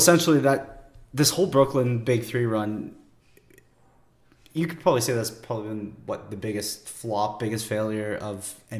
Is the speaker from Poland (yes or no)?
no; Canada; As a Canadian